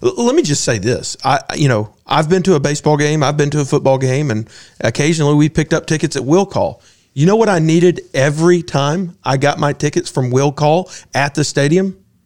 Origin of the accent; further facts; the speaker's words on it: Augusta, Georgia, United States; I grew up in Augusta